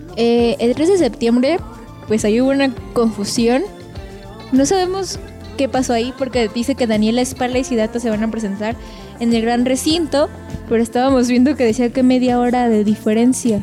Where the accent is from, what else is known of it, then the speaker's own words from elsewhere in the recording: Mexico; nosotros somos mexicanos